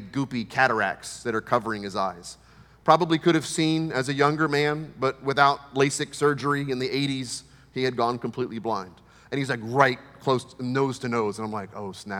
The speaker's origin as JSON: {"language": "English", "country": "United States", "said": "from America"}